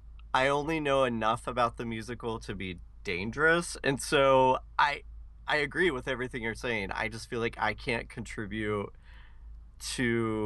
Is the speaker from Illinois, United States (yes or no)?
no; Cowan, Indiana, United States; moved away; my hometown of Cowan, Indiana